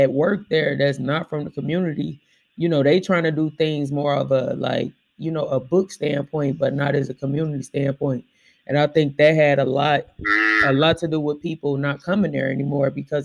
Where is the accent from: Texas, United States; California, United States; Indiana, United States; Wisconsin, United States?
Indiana, United States; Elkhart; also born or lived in Gary, Indiana; See, I'm not from Elkhart. So when I came to Elkhart from Gary, I was like 8 years old, 7 or 8 years old